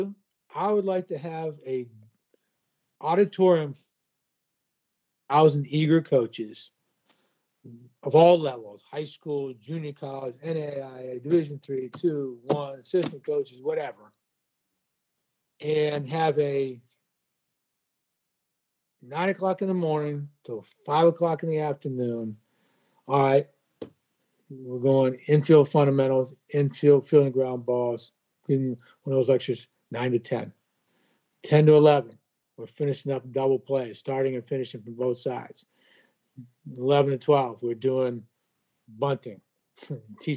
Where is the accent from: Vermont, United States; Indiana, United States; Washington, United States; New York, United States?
Vermont, United States; now in Greenville, South Carolina, United States; I'm originally from Vermont